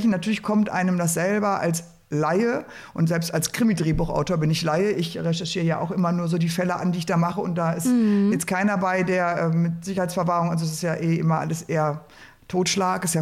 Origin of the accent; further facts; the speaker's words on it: Ruhr area, North Rhine-Westphalia, Germany; ich komme aus dem Port